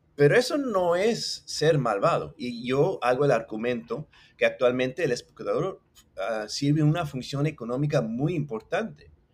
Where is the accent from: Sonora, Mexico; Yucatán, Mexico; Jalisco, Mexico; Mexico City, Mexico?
Mexico City, Mexico; accent: chilango; Spanish is a second language; now in Puerto Rico; El español lo hablo bastante bien, me, llevo bien, pero lo aprendí de chiquito en México. Eh, decimos que tengo acento chilango